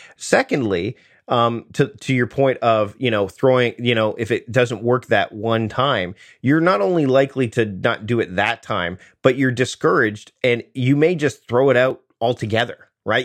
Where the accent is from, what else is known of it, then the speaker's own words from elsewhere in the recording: Southern Ontario near Toronto, Canada; I grew up in Southern Ontario near Toronto